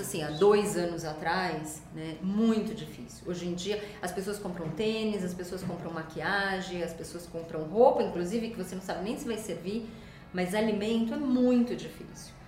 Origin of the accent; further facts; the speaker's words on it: Brazil; moved away as an adult; eu morei muito tempo fora do Brasil e vi muitas ideias lá. Quando eu voltei para o Brasil